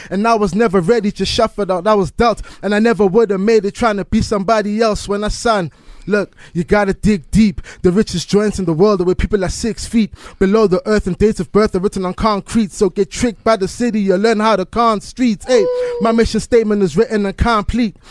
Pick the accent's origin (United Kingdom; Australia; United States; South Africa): South Africa; being a South African